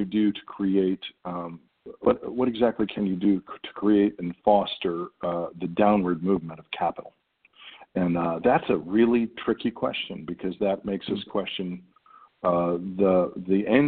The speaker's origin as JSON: {"language": "English", "country": "United States", "said": "As an American actor"}